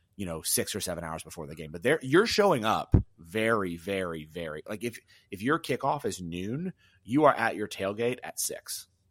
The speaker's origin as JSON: {"language": "English", "region": "the South", "country": "United States", "tie": "born or raised there", "said": "I'm from the South"}